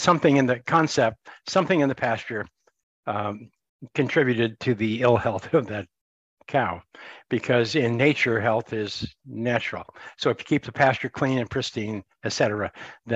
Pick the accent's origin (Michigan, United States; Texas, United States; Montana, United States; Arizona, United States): Montana, United States; I grew up in Montana, U.S.